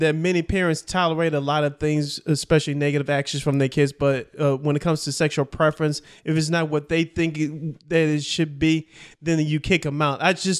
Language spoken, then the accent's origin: English; Chicago, Illinois, United States; I'm from Chicago.